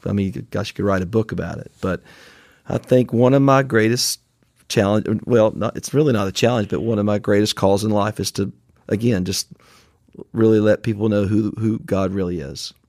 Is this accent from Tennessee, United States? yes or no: yes; Franklin, Tennessee, United States; recorded in a warehouse in my hometown of Franklin, Tennessee